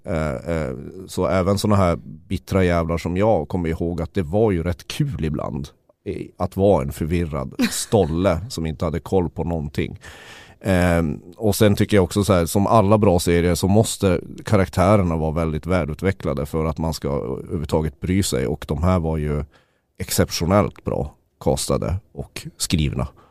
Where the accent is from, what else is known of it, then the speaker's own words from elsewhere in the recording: Sweden; som svensk